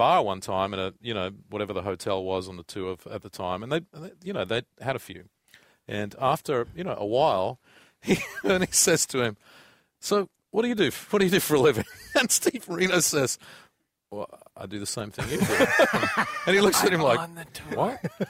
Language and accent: English; Australia; I'm like, "No, I'm Australian."